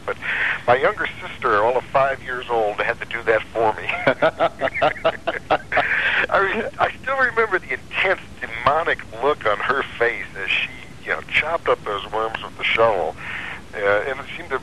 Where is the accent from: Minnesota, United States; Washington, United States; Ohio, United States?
Ohio, United States; Cleveland; I grew up in Cleveland, Ohio